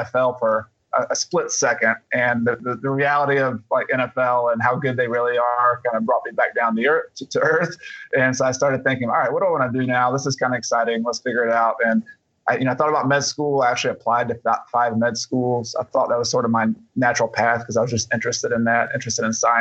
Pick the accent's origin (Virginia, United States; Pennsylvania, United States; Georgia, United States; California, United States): Georgia, United States; Atlanta; now in South Carolina, United States; I was originally from Atlanta to Georgia, and I moved to South Carolina.